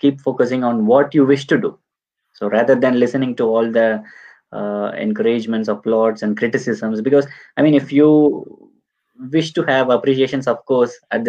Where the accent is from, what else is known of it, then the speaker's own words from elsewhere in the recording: Tamil Nadu, India; now in Munich, Germany; I'm from Tamil Nadu, so we have a small community here in Munich.